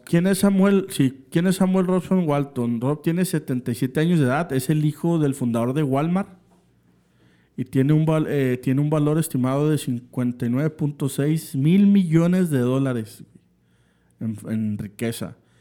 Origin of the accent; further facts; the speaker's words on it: Mexico; como aficionado eh, mexicano